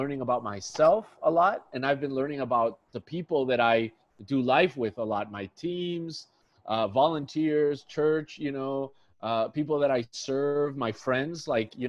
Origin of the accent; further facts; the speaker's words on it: Tijuana, Baja California, Mexico; now in San Diego, United States; I grew up in Mexico. I grew up in Tijuana, Mexico.